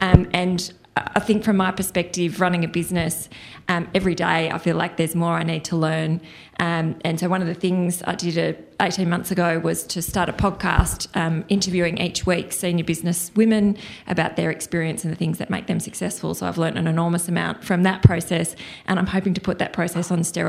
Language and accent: English; Melbourne, Victoria, Australia; I'm from Melbourne, Australia.